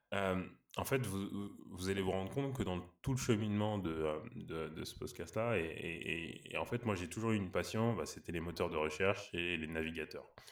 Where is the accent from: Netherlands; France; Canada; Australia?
France; Paris, Île-de-France; je suis né à Paris, originaire du Sénégal et du Mali